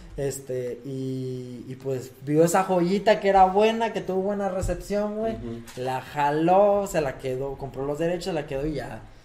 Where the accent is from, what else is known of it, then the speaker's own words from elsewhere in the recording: Mexico; nosotros que somos de México